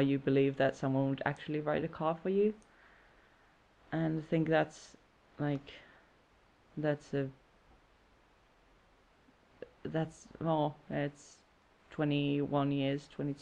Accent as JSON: {"language": "English", "town": "Jyväskylä", "region": "Central Finland", "country": "Finland", "moved": "as an adult", "lives_now": "Brighton, United Kingdom", "said": "I'm from Jyväskylä, Finland, but I live in Brighton now"}